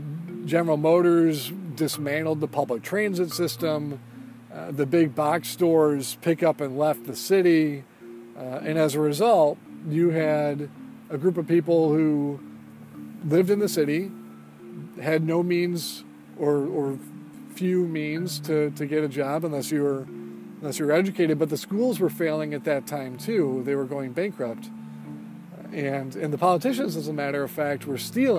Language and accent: English; Sterling Heights, Michigan, United States; also born or lived in Eastpointe, Michigan; my parents moved to Sterling Heights, which is a suburb of Detroit. And I grew up there in Sterling Heights